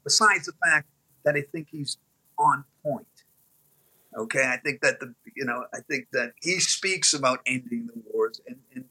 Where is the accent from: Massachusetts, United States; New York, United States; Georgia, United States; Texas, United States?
Massachusetts, United States; Boston; I'm Irish Catholic guy from Boston